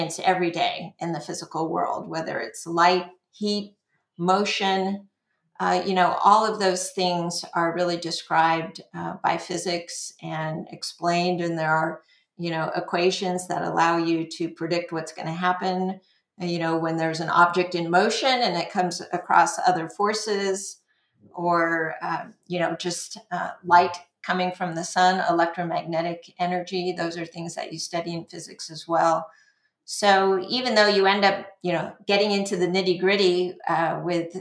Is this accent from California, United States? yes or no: yes; La Mesa, California, United States; also born or lived in Los Angeles area; we moved to a suburb of San Diego, La Mesa, when I was about a year old, from the Los Angeles area.